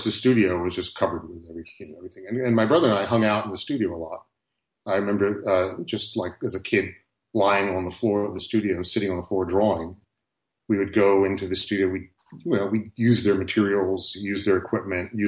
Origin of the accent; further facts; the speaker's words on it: the Philadelphia suburbs, Pennsylvania, United States; where my parents started off when I was a kid was just a very typical suburban neighborhood